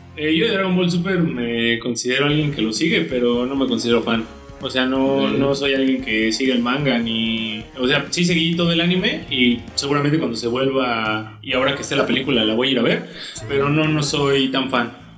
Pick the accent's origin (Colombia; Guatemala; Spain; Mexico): Mexico; de donde nosotros somos de México